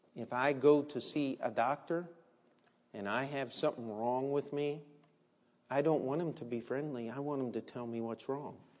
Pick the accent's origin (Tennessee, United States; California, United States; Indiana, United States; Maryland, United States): Maryland, United States; where I grew up in Maryland